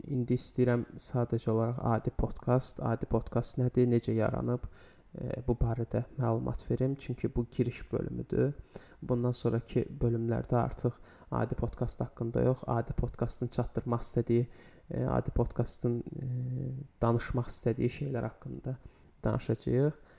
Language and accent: Azerbaijani; Baku, Azerbaijan; 26 yaşım var. Bakıda yaşayıram. Bakıda da doğulmuşam.